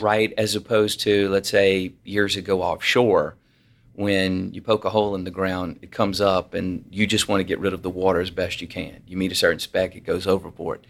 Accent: Louisiana, United States; I'm from Louisiana

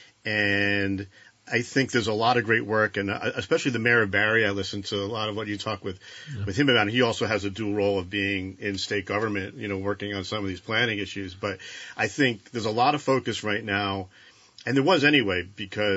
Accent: Marshfield, Vermont, United States; I'm from Marshfield

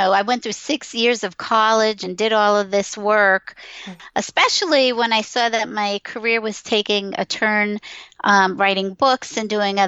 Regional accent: Long Island, New York, United States; moved away; also born or lived in Pennsylvania; I grew up in Long Island from a Jewish family

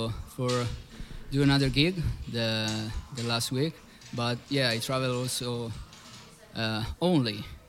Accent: Italy; English is a second language; I'm a drummer from Italy.

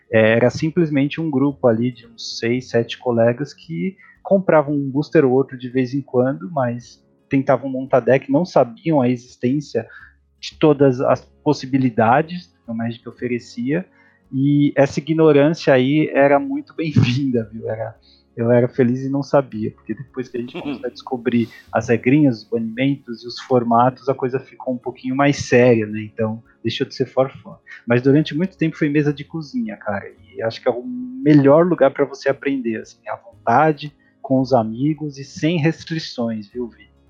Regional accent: Santos, São Paulo, Brazil; now in São Paulo, Brazil; Bom, onde eu me criei? Eu sou de Santos, Santos ou barra São Vicente, né, ali na Baixada Santista, no litoral de São Paulo. É, hoje eu moro em São Paulo porque eu estudo

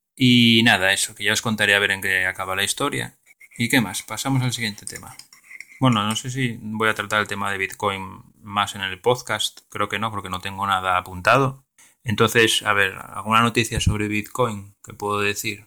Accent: Asturias, Spain; yo soy de Asturias

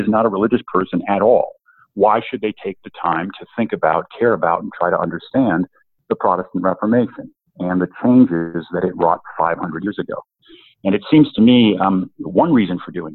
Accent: Woodstock, Illinois, United States; moved away as an adult; I'm from the Midwest originally, northern Illinois, northwest of Chicago, a small town called Woodstock

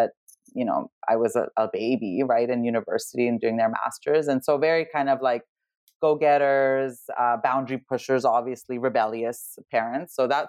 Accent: Serbia; I was born in Serbia. Well, actually, former Yugoslavia, which was the communist country back then

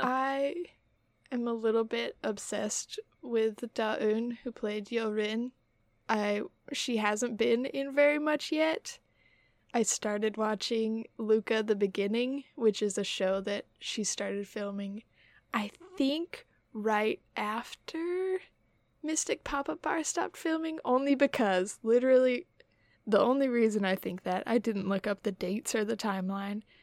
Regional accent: Utah, United States; We're from Utah

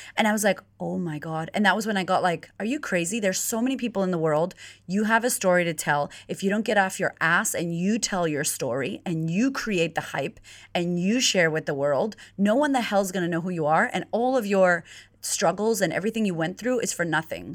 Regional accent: United States; moved away as an adult; now in Melbourne, Australia; I'm originally from America

